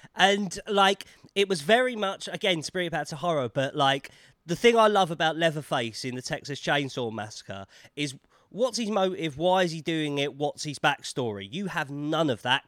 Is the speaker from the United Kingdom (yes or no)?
yes; London, United Kingdom; accent: Cockney